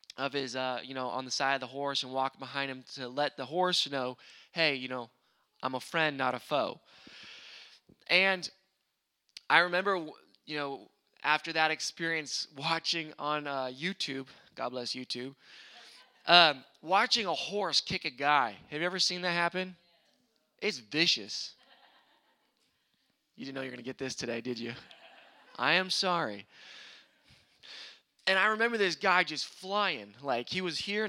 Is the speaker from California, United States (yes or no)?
yes; Sacramento, California, United States; I'm from Sacramento, California, which is a big city. There is some, countryside, but I'm a pretty much city boy that wishes he was a country boy. So I love hunting and fishing and all that other stuff, but I grew up, in the city.